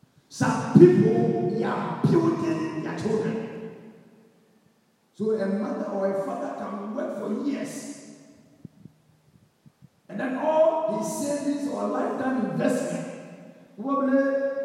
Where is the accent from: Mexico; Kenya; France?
Kenya; So you and I, being a Kenyan at this time, if you also want an expatriate to come, you want want to go, then we all must come together and build a nation.